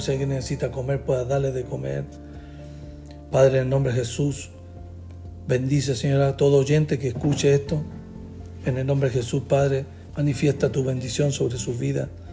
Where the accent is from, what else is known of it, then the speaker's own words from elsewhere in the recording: Chile; nací en Chile